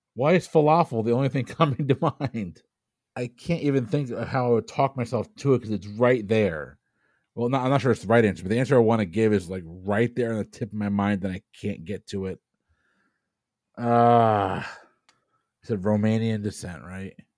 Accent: Tampa, Florida, United States; I'm from Tampa

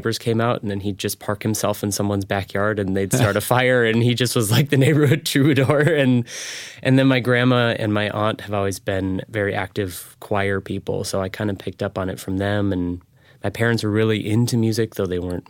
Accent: St. Paul, Minnesota, United States; also born or lived in Seattle, Washington; now in San Diego, United States; I was born and raised in St. Paul, Minnesota, right in the capital.

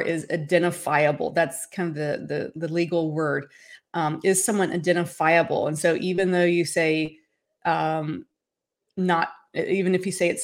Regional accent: Tennessee, United States; moved away as an adult; also born or lived in Nashville, Tennessee; now in Los Angeles, United States; I'm originally from Tennessee and I got my start in Tennessee in Music City, USA. That's where I'm originally from.

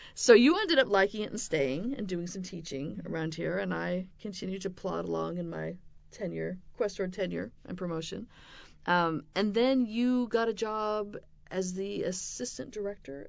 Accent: West Coast, United States; moved away; I grew up on the West Coast in a devout Mormon family

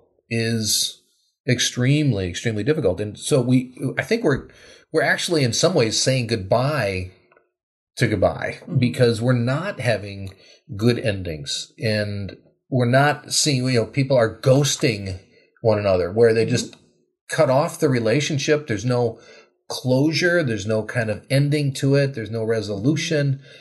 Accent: Wisconsin, United States; now in Minnesota, United States; I grew up in Wisconsin, not too different from here

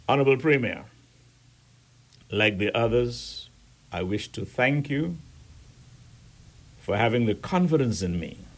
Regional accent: Peppertown, Turks & Caicos Islands; but you must remember I grew up in Peppertown and elsewhere. That's the way we roll.

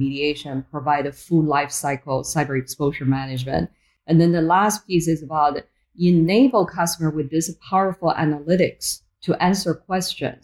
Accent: Beijing, China; moved away as an adult; also born or lived in Boston, United States; now in United States; I was born in Beijing, China, very, very different country back then compared to where it is now.

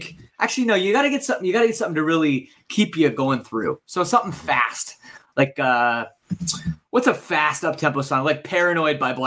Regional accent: Oakville, Ontario, Canada; River Oaks, which is the name of the community I grew up in Oakville

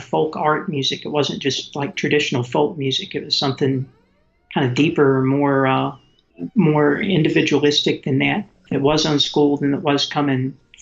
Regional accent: Tennessee, United States; moved away as an adult; growing up in Tennessee, where I've lived all my life until just a few years ago

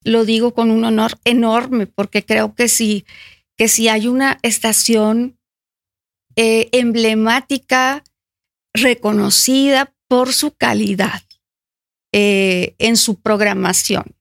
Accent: Monterrey, Nuevo León, Mexico; nací en Monterrey, soy 100% regiomontana

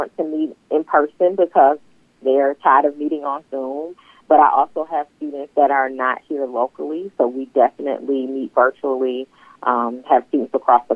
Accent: Detroit, Michigan, United States; now in Franklin, United States; I am originally from Detroit, born and raised

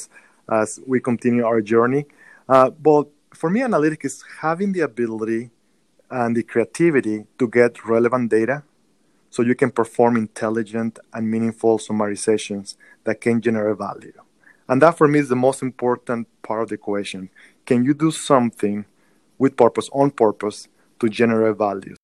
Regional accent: Mexico; moved away as an adult; now in United States; born and raised in Mexico, as you can tell by my accent

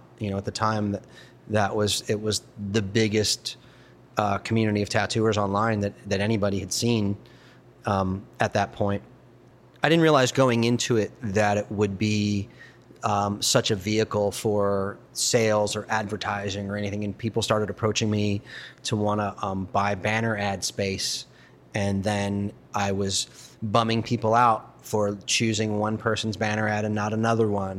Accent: Baltimore, Maryland, United States; My buddy Aaron, who I grew up with in Baltimore

